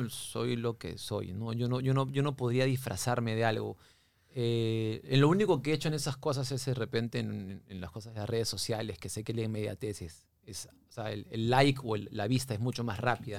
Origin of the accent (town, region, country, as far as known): Lima, Peru; also born or lived in Miami